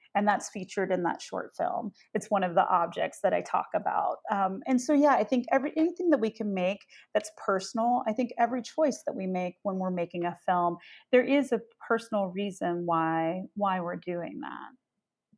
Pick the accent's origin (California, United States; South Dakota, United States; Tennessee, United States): Tennessee, United States; Memphis; I grew up in Memphis